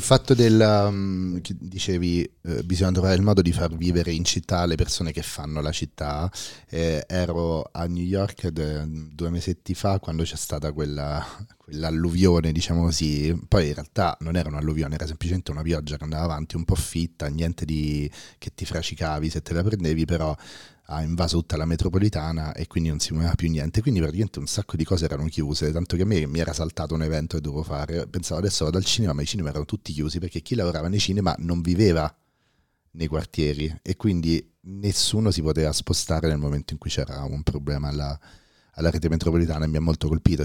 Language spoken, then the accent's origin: Italian; Rome, Lazio, Italy; da romano